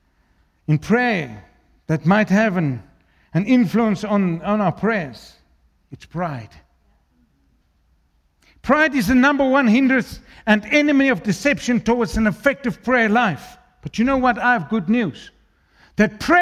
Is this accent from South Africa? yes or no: yes; South Africa; first language Afrikaans; English is a second language; I'm an Afrikaans guy. I'm a Burki. English is my third language. Afrikaans is first